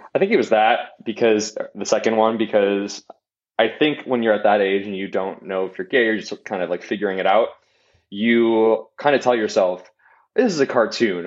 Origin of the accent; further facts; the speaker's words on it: Wisconsin, United States; growing up in Wisconsin